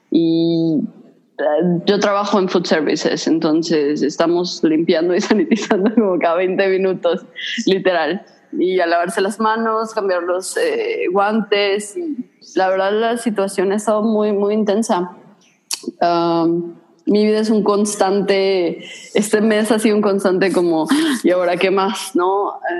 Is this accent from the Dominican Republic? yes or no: no; Mexico; moved away; yo soy mexicana